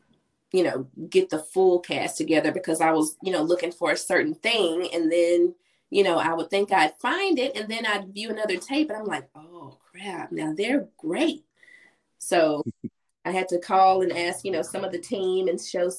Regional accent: Oxford, Mississippi, United States; Oxford, Mississippi, which is my hometown

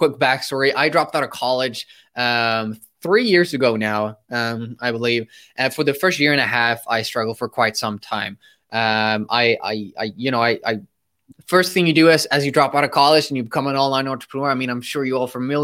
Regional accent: Sweden; also born or lived in United States; I'm from Sweden and I studied in the US, so I flew across the globe to study there, and then I had to fly back

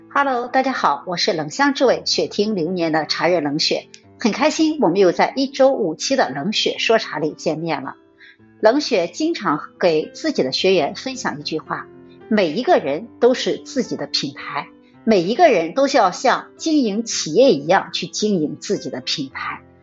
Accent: China; 我们中国人古老的、传统的一种文化的规制

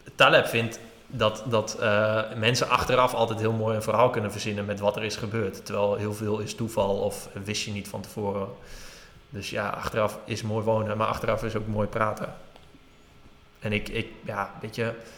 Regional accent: Drenthe, Netherlands; Ik kom uit Drenthe

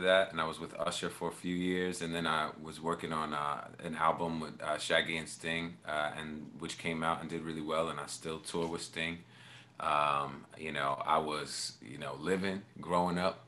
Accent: New York, United States; I'm from New York

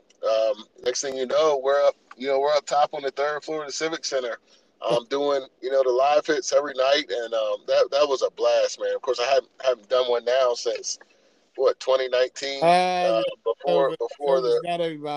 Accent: Salisbury, Maryland, United States; I'm from Salisbury.

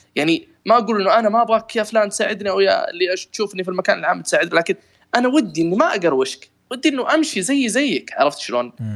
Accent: Riyadh, Riyadh Province, Saudi Arabia; خريص عندنا في الرياض

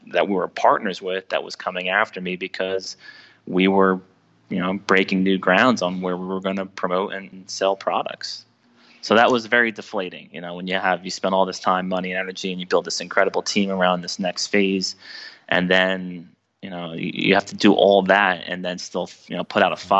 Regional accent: New Jersey, United States; I'm from New Jersey

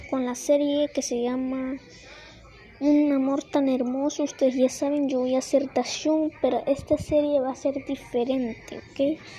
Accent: Mexico; yo soy de México

